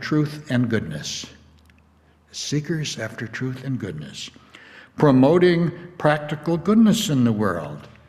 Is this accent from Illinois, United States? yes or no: yes; Illinois, United States; a little town up the Fox River from where I grew up in Illinois